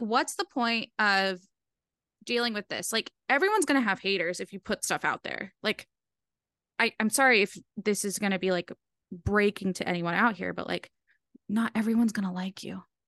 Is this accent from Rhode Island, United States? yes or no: yes; Rhode Island, United States; I'm from Rhode Island and the accent's comforting